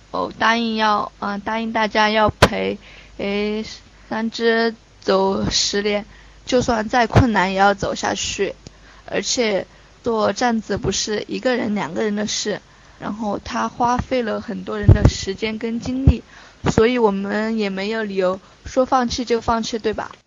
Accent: Chongqing, China; 我是重庆人

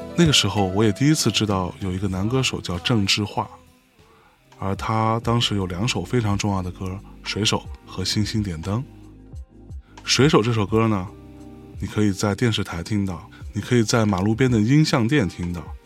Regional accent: Lianyungang, Jiangsu, China; 我出生和成长在一个海滨城市， 一个小小的，叫做雷云港的地方

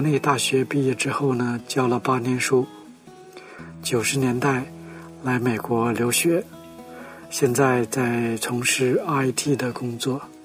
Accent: Nong'an, Jilin, China; moved away as an adult; now in United States; 我的故乡是在中国的东北，是抗击英雄、虐飞势力的黄龙府，也就是现在的吉林省农安县

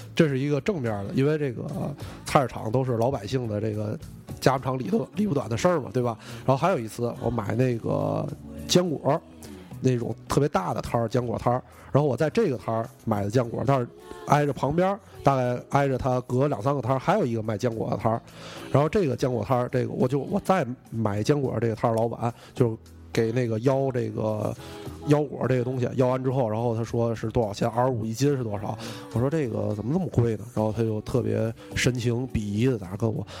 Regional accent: northern China, China; 咱们作为北方人

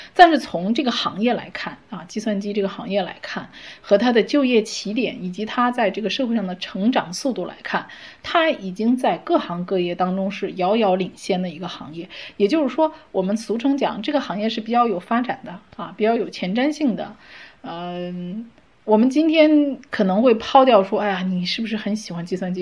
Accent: China; 我们中国人

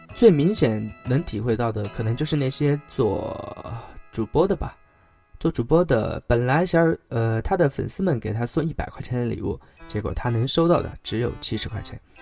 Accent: China; moved away; 自己作为一个中国人还是挺幸福的

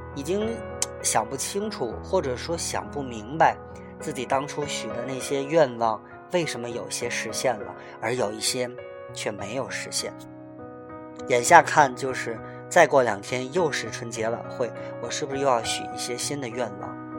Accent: Tianjin, China; 我是从小就生在这里，长在这里

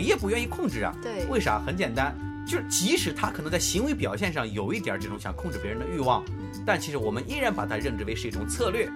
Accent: China; 我们中国人

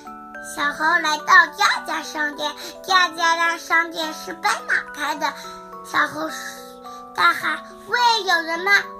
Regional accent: Wuhu, Anhui, China; 我来自安徽省芜湖市，

